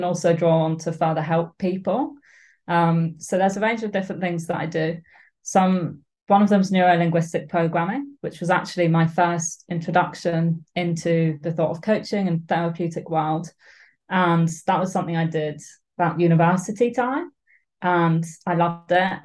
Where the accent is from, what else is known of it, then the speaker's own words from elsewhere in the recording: Suffolk, East of England, United Kingdom; also born or lived in Edinburgh; now in Glasgow, United Kingdom; I'm from Suffolk and my parents still live there, so I love going back